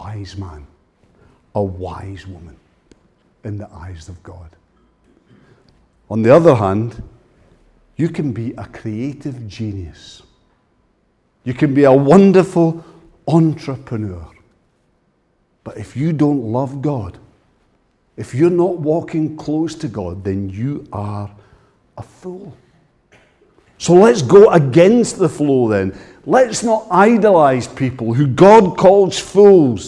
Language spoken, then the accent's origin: English; Ayrshire, Scotland, United Kingdom; I come from Ayrshire